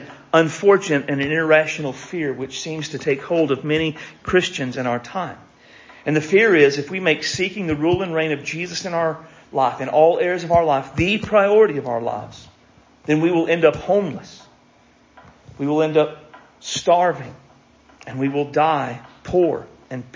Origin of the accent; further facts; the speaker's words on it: United States; I am an American